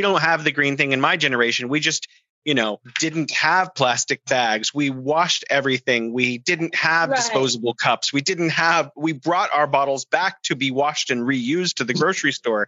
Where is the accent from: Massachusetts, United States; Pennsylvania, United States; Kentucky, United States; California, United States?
California, United States; now in Beijing, China; I'm originally from California, now living here in beautiful Beijing